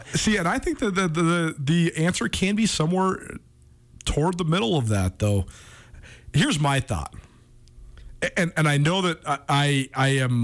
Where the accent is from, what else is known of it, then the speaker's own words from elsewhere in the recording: Missoula, Montana, United States; growing up in Montana because that's something that's so unique. In a, a town like Missoula, like I went to the school with the same kids from when I was in kindergarten on